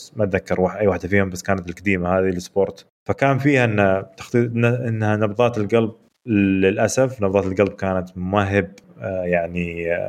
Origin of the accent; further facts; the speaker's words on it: Saudi Arabia; عندنا في السعوديه